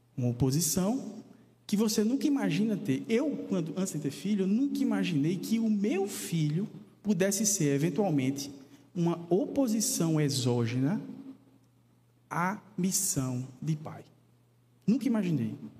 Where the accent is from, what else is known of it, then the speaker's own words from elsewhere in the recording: Paraíba, Brazil; da minha terra natal, né, da Paraíba